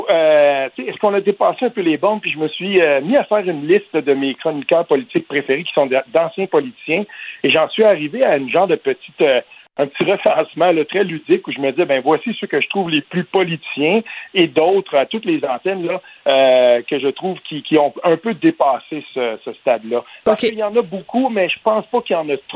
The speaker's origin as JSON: {"language": "French", "town": "Gatineau", "region": "Quebec", "country": "Canada"}